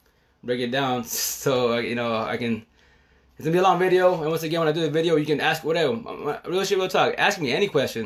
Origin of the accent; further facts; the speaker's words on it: United States; I'm from the States, Chicano